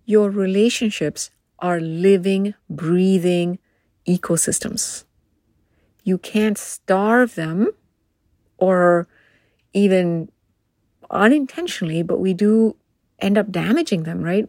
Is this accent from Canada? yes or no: no; India; moved away as an adult; now in United States; I grew up in India